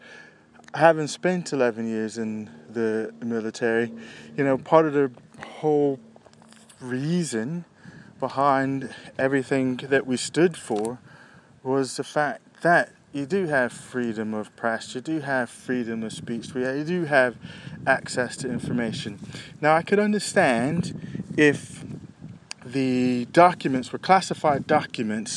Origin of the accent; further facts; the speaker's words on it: United States; moved away as an adult; as an American